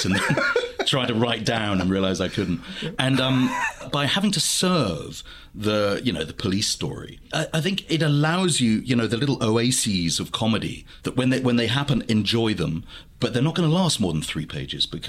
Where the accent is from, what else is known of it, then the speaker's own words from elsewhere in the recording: United Kingdom; I think there's a very particular experience of watching Midnight Run as a British person, because we don't do bail or bail bond